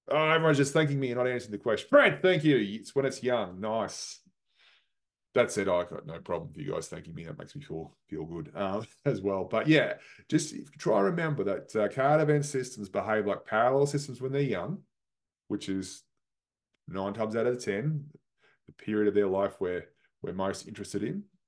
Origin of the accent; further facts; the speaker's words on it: Australia; moved away; my home country, Australia